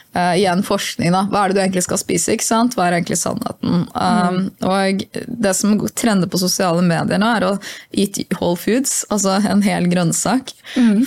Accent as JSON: {"language": "Norwegian", "town": "Hamar", "region": "Innlandet", "country": "Norway", "said": "jeg er fra Hamar"}